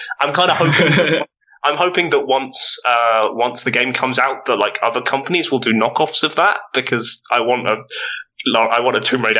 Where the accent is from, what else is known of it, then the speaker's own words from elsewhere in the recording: United Kingdom; That was me being British.